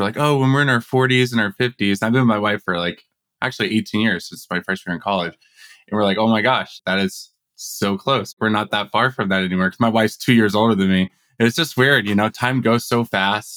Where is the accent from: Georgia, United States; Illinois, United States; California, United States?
California, United States; Simi Valley; moved away as an adult; now in Tempe, United States; I grew up in Simi Valley in Ventura County, just north